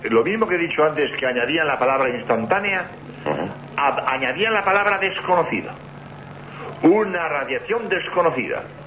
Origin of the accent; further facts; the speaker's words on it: Madrid, Community of Madrid, Spain; moved away as an adult; also born or lived in Barcelona / Seville / Granada; now in Cádiz, Spain; yo he nacido en Barcelona, mi juventud la he pasado en Madrid